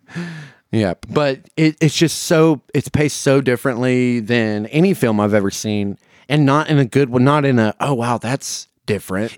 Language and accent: English; the South, United States; as a Southerner